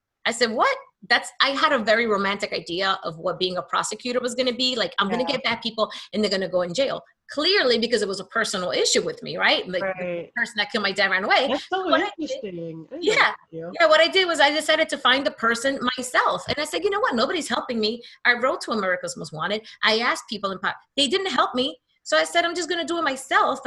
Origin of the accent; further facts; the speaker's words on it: New York City, New York, United States; also born or lived in New Jersey; I grew up, I'm from Hamilton Heights, that's on 136th Street